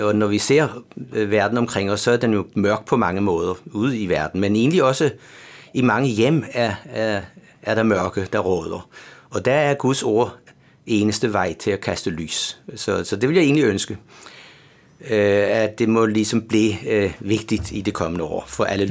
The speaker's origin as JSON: {"language": "Danish", "area": "Bornholm", "region": "Capital Region of Denmark", "country": "Denmark", "accent": "Bornholm", "moved": "as an adult", "lives_now": "Copenhagen, Denmark", "said": "som man kan høre på min accent, så er jeg jo Bornholmer"}